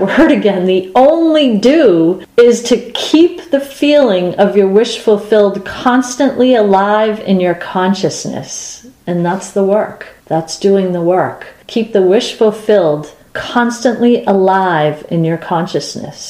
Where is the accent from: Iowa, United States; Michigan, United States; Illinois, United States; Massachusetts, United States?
Massachusetts, United States; Boston; we're from Boston.